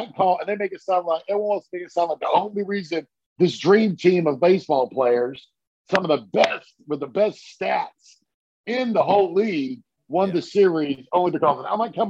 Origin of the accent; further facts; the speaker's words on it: North Carolina, United States; moved away as an adult; now in Texas, United States; I am not born and bred Texas. No, when I joined the military, I met my wife. She was a Texan. I came from North Carolina.